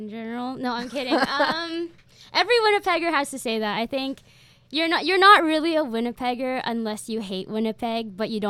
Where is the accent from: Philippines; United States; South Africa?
Philippines; moved away; I was born in the Philippines